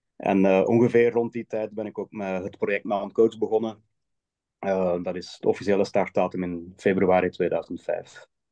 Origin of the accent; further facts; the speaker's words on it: Hoegaarden, Flanders, Belgium; moved away as an adult; now in Switzerland; ik kom uit Hoegaarden in België. Daar heb ik altijd gewoond, maar momenteel in het buitenland.